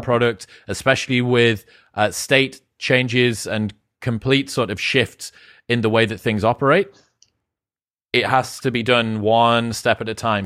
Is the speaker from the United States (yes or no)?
no; United Kingdom; I'm British